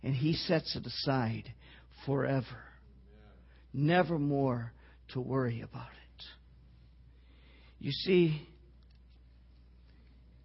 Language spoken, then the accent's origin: English; Wisconsin, United States; I grew up in Wisconsin, okay? I even grew up on a dairy farm